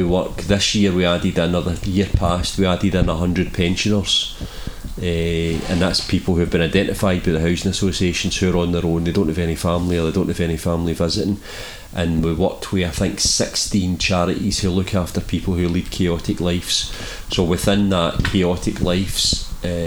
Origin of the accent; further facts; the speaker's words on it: Glasgow, Scotland, United Kingdom; I'm from the East End. I'm from Shettleston, grew up in Greenfield, and I know that area really, really well.